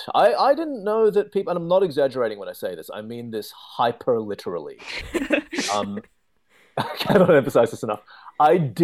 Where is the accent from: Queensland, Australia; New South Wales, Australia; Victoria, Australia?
Victoria, Australia; Melbourne; moved away; I'm from Melbourne, which is further down south.